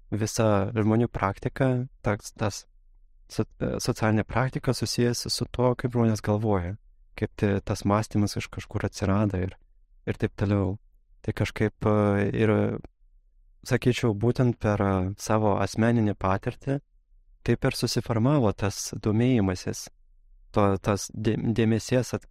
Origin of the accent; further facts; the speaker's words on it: Moscow, Russia; Nes a, gimiau Rusijoje, augau Rusijoje ir mano šeima labai daug kritikavo a, esamą aplinką, labai nepatiko Maskvai gyventi, labai kritikavo ir režimą, ir taip toliau.